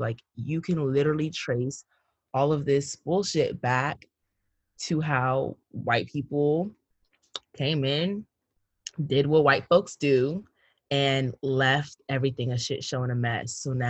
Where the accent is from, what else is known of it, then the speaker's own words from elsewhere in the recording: Cameroon; the Anglophone crisis as well that's happening in my home country, Cameroon